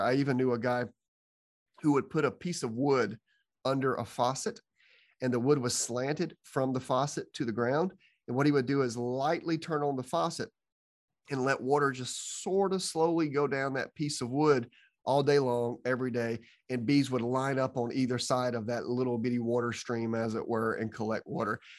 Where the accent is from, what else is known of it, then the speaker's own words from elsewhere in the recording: Georgia, United States; I'm from Georgia